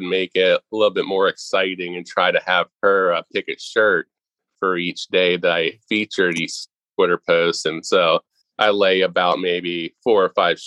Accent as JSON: {"language": "English", "town": "Pittsburgh", "region": "Pennsylvania", "country": "United States", "said": "I'm from the Pittsburgh area"}